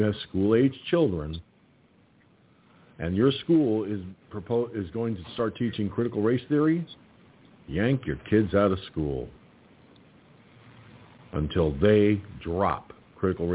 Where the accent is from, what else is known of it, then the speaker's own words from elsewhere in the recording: United States; as an American